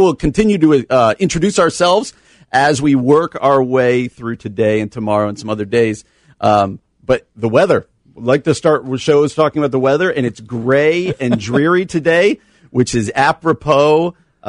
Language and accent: English; East Coast, United States; I'm from the East Coast.